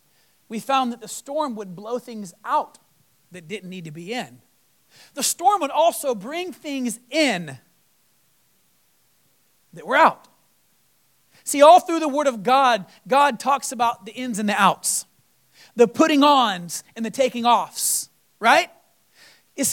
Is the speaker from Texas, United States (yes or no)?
yes; Texas, United States; moved away; also born or lived in Florida; Coming from Florida, being in some of the craziest storms, and I was born in Texas